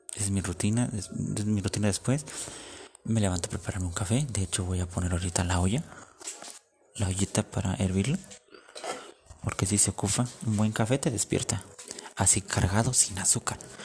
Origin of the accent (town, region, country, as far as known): Mexico